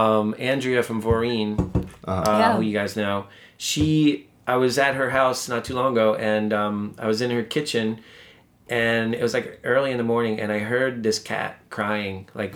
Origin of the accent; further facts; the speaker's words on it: New York City, New York, United States; I was just in Sheepshead Bay, which is the neighborhood I grew up in.